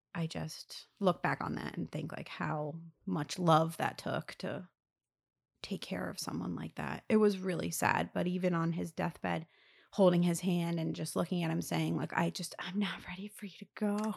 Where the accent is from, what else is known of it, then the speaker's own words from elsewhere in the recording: Lower Gwynedd, Pennsylvania, United States; moved away as an adult; now in New Jersey, United States; I was from Lower Greenwich